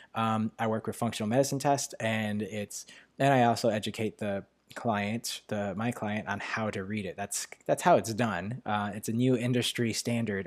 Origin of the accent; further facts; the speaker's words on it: New York, United States; accent: New York; my New York accent